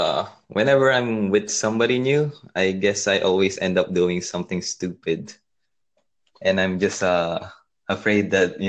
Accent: Philippines; I'm from the Philippines.

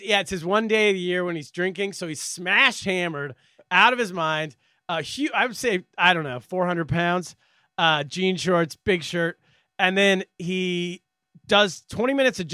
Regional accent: California, United States; moved away; I'm from California

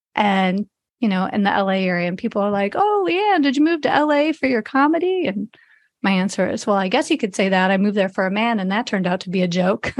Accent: Chicago, Illinois, United States; moved away as an adult; also born or lived in Las Vegas; I grew up in Chicago area

